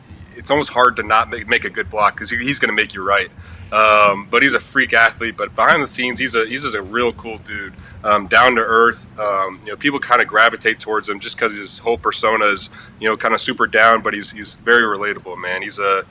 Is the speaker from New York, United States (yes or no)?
no; Scottsdale, Arizona, United States; moved away as an adult; now in Baltimore, United States; I was born and raised in Scottsdale